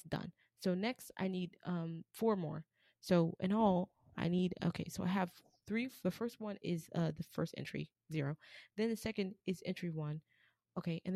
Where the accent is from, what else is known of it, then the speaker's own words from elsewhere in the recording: United States; I'm American. African American